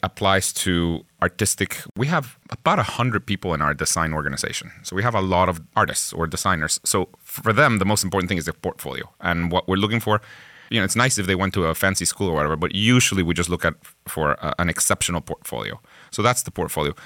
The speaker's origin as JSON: {"language": "English", "country": "Guatemala", "tie": "born or raised there", "first_language": "Spanish", "second_language": "English", "moved": "as an adult", "lives_now": "Pittsburgh, United States", "said": "I myself am from Guatemala."}